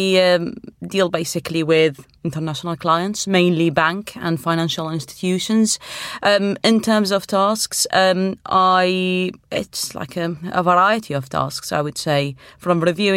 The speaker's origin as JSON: {"language": "English", "country": "Iraq", "lives_now": "United Kingdom", "said": "Well, I am originally from Iraq, and I have a law degree in Arabic."}